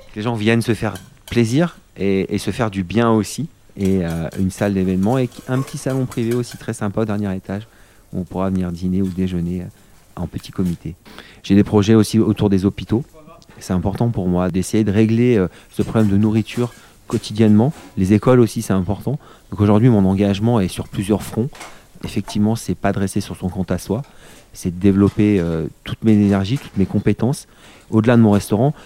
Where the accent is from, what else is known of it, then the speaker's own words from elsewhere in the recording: Vercors, near Grenoble, Auvergne-Rhône-Alpes, France; je suis né à Grenoble et j'ai grandi non loin d'ici dans le Vercors